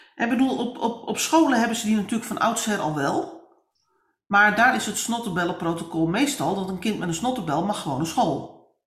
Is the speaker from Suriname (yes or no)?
no; northern Netherlands, Netherlands; ik ben een Noorderling in hart en nieren